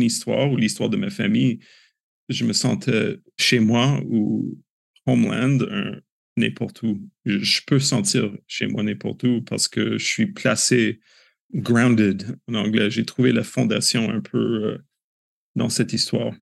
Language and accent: French; Canada; En tant que Canadien